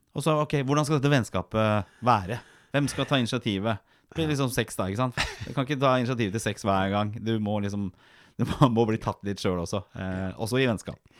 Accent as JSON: {"language": "Norwegian", "region": "Oslo", "country": "Norway", "tie": "born or raised there", "said": "Jeg vokste opp på Torshov i Oslo"}